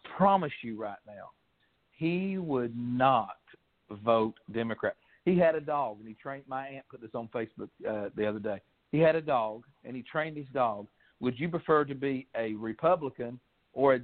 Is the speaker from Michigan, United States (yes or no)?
no; Kentucky, United States; I'm from Kentucky. I'm from the billion-dollar coal fields, what they called it. And my family were coal miners